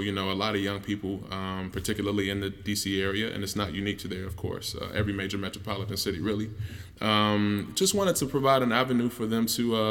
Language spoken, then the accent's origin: English; Chicago, Illinois, United States; moved away; just growing up on the South Side of Chicago. I'm a musician by trade